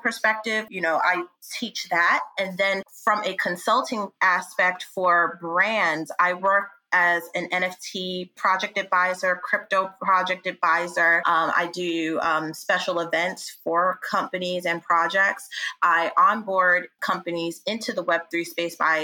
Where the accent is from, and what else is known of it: New York, United States; born or raised there; also born or lived in Yonkers, New York